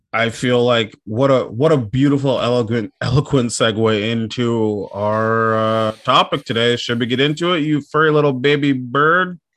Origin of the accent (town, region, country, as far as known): Minnesota, United States; born or raised there